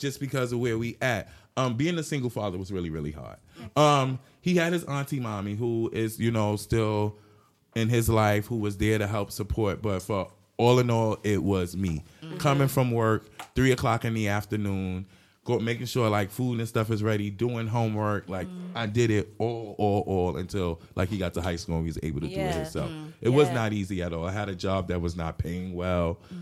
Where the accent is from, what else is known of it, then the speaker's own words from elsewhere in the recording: New York City, New York, United States; I was raised in East New York, Brooklyn